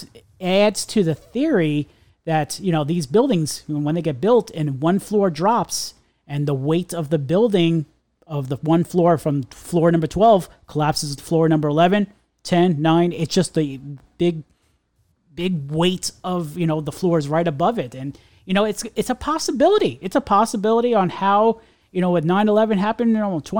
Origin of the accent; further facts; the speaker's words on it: New York, United States; I'm a New Yorker. We're all New Yorkers